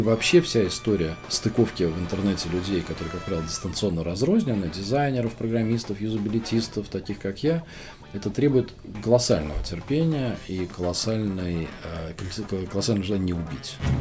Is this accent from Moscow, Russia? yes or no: yes; Moscow, Russia; also born or lived in Kamchatka; Родился в Москве, учился в Москве